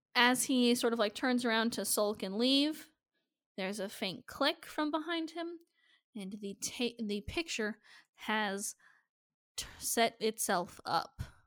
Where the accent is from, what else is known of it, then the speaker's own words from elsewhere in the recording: Nebraska, United States; I was born in Nebraska.